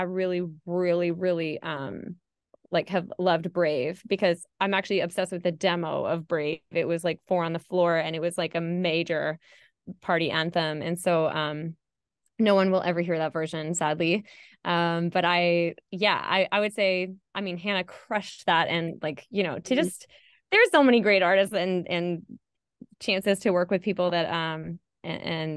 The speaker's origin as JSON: {"language": "English", "country": "Canada", "moved": "yes", "lives_now": "Sweden", "said": "I'm Canadian"}